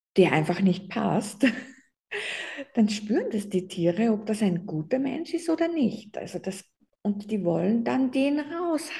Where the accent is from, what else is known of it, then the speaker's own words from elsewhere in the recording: Austria; bei uns in Österreich